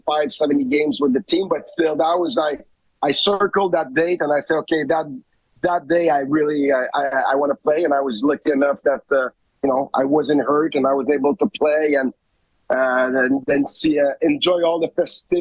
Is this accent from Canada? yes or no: yes; Montreal, Quebec, Canada; moved away as an adult; I'm from Montreal